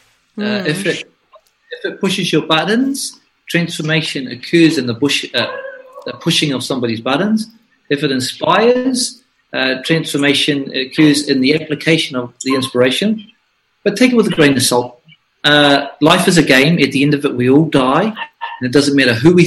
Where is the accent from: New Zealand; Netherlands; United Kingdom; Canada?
New Zealand; Flaxmere, Hawke's Bay; I'm from Flaxmere, where people were tomahawked, murdered, where my mother was beaten, and where I spent most of my youth fighting for survival